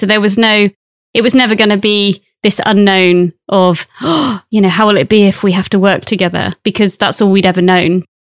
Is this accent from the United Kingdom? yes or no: yes; Brixham, South West England, United Kingdom; also born or lived in Bournemouth; now in Plymouth, United Kingdom; I grew up in Brixham, so in Devon, by the sea. So always lived by the sea.